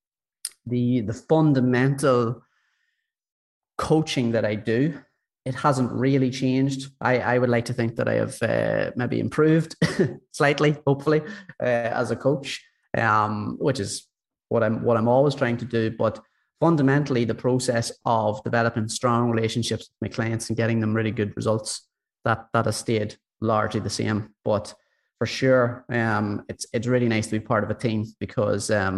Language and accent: English; County Monaghan, Ulster, Ireland; now in Dublin, Ireland; I'm from Monaghan originally, County Monaghan, but I'm living in Dublin at the moment